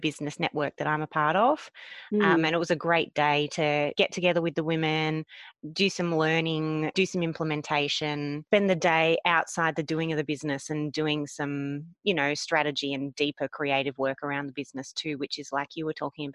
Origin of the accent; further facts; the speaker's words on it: Melbourne, Victoria, Australia; we're both from Melbourne